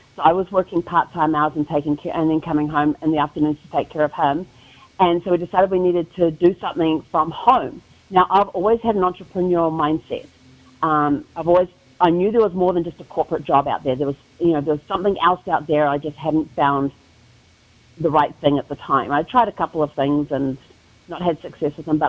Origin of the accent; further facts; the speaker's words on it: New Zealand; moved away as an adult; now in United States; people are wondering about the accent, I'm originally from New Zealand, born and raised.